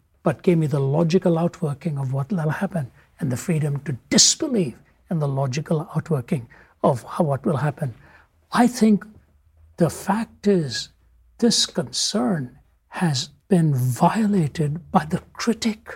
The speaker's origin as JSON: {"language": "English", "region": "North India", "country": "India", "tie": "born or raised there", "moved": "yes", "said": "within India, I was raised in the North, born in the South"}